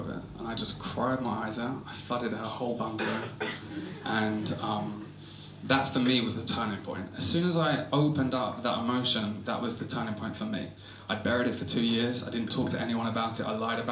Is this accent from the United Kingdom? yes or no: yes; Essex, East of England, United Kingdom; I'm from Essex.